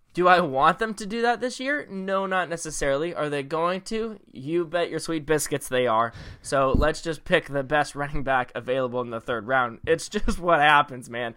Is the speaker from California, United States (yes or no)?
yes; Bay Area, California, United States; we're from the Bay Area